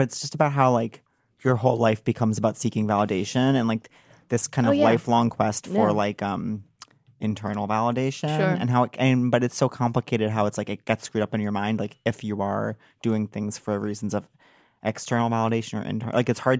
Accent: New York, United States; Long Island.

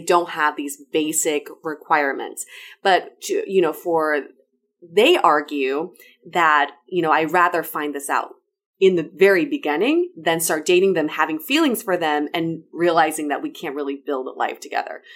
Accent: China; moved away; I was born and raised in China.

